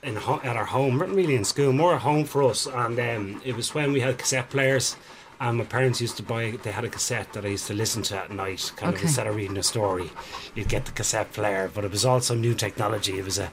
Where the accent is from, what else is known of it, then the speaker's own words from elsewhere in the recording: Dublin, Leinster, Ireland; moved away as an adult; now in Kells, Ireland; I'm originally from Dublin, but moved to Kells, County Meath, and bought a Georgian house down there.